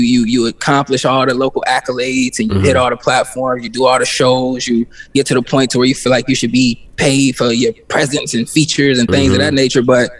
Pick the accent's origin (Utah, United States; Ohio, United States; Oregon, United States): Ohio, United States; Cincinnati; born or raised there; moved away as an adult; now in Atlanta, United States